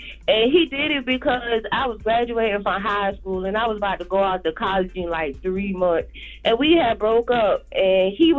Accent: Orangeburg, South Carolina, United States; I'm from South Carolina. I'm from Orangeburg, like a little small town.

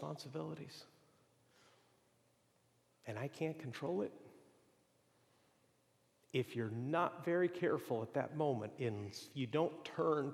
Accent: Mexico; moved away; also born or lived in Boston; growing up in Mexico

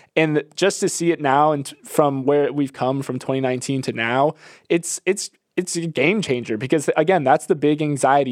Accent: Florida, United States; I grew up in Florida

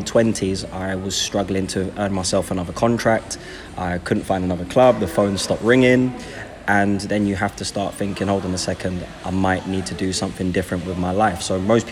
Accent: London, United Kingdom; I grew up in Brixton and Tooting

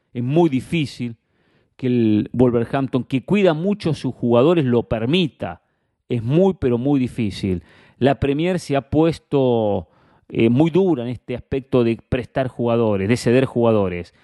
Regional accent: Argentina; Como argentino

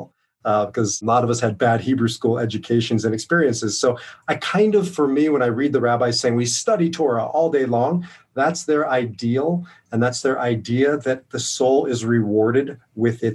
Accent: Omaha, Nebraska, United States; also born or lived in Boston, Massachusetts; now in Denver, United States; I grew up in Omaha, Nebraska

